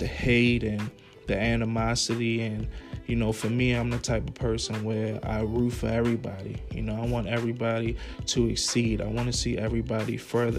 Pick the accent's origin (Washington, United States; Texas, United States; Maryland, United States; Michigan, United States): Maryland, United States; Baltimore; moved away as an adult; now in Atlanta, United States; I'm from Baltimore, originally from Baltimore, Maryland. Emerson Village, West Side.